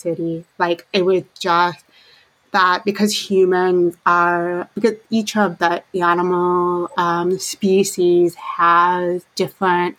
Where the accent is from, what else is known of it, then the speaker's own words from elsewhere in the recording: southern tip of Lake Michigan, Indiana, United States; moved away; I have a lot of affinity for being from the Great Lakes, because I grew up in Indiana, right by on the southern tip of Lake Michigan. Now I'm more on the western side of Lake Michigan